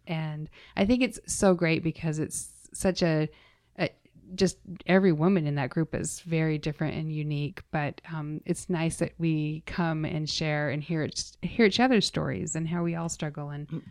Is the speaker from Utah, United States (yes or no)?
yes; Utah, United States; now in Las Vegas, United States; I grew up in Utah.